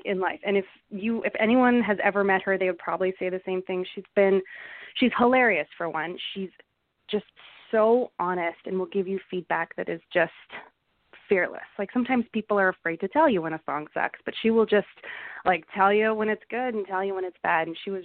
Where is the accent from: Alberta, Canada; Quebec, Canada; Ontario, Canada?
Alberta, Canada; Calgary; growing up in Calgary, country music was a huge part of my life